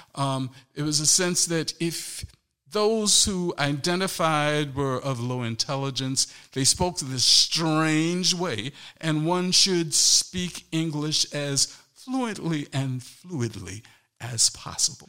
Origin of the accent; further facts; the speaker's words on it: St. Helena Island, South Carolina, United States; moved away as an adult; also born or lived in Hampton, Virginia; growing up on St. Helena Island, South Carolina